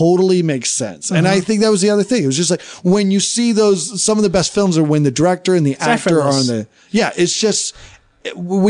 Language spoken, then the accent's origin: English; Salem, Oregon, United States; I grew up in Salem, Oregon